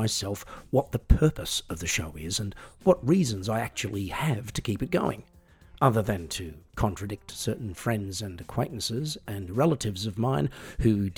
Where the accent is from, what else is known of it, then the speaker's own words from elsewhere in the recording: Australia; I'm an Australian singer-songwriter